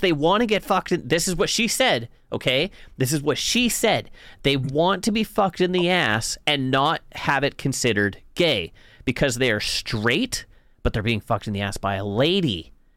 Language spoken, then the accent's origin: English; the Kootenays, British Columbia, Canada; moved away; I'm from the Kootenays